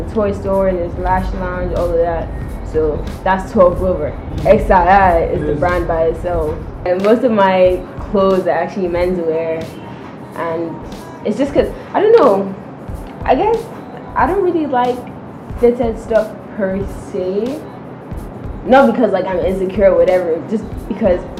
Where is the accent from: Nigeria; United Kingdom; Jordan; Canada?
Nigeria; moved away; I'm half Nigerian, half French, but I basically grew up in Nigeria